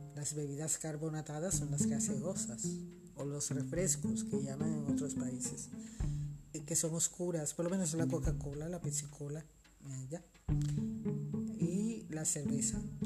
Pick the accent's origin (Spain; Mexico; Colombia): Colombia; also born or lived in Barranquilla, Colombia; en mi país